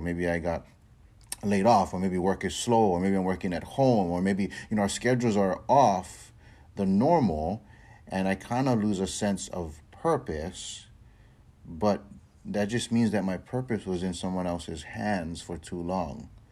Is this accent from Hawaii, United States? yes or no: yes; Hawaii, United States; I'm born and raised in Hawaii